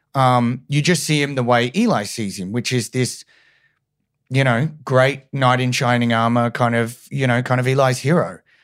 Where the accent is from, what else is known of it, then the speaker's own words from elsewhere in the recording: Brisbane, Queensland, Australia; moved away; I'm from Brizzy originally